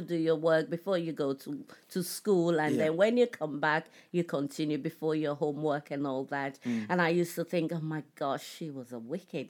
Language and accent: English; Nigeria; So growing up in Nigeria was really fun because we had all the siblings, all my uncles and aunties were around.